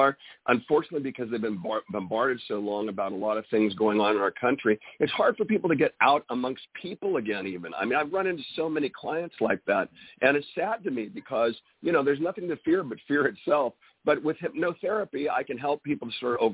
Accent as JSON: {"language": "English", "region": "California", "country": "United States", "said": "I'm from California"}